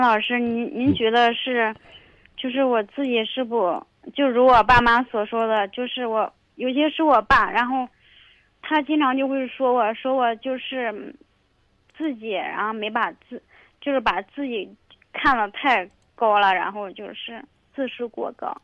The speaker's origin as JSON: {"language": "Chinese", "region": "Shaanxi", "country": "China", "said": "我是陕西人嘛"}